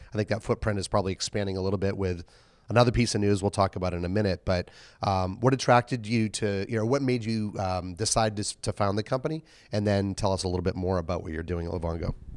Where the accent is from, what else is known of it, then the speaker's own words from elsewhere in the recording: Boston, Massachusetts, United States; Boston, my hometown